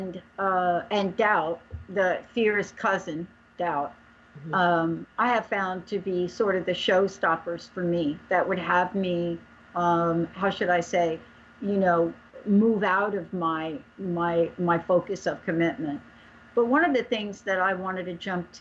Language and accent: English; East Coast, United States; moved away; I'm a girl from the East Coast